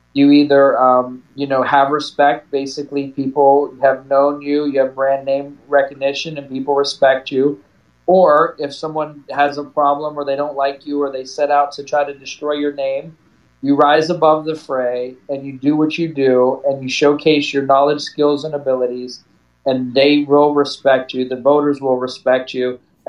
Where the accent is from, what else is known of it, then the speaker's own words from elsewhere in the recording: Fort Benning, Georgia, United States; born there; I was born in Fort Benning. My whole family served.